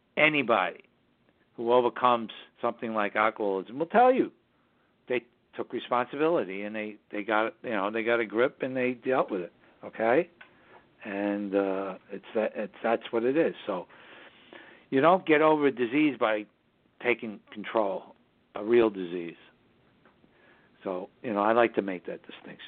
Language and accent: English; New York City, New York, United States; now in Hudson Valley, United States; we broadcast from the southern Hudson Valley region of New York State, which is northern suburbs of New York City, my hometown